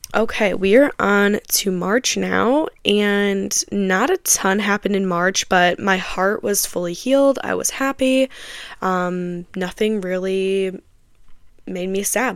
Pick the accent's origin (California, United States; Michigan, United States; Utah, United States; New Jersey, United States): Michigan, United States; I am from Michigan